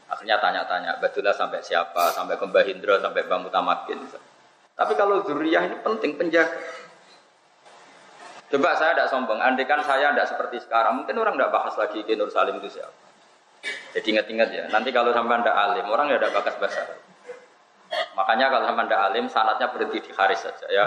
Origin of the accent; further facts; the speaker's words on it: Java north coast, Indonesia; Saya ini orang Pantura, jadi nggak suka nyindir.